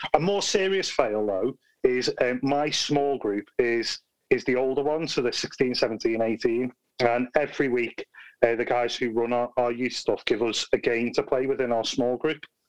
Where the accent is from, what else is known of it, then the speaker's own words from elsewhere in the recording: Liverpool, North West England, United Kingdom; now in Birmingham, United Kingdom; I'm originally from Liverpool, not from Birmingham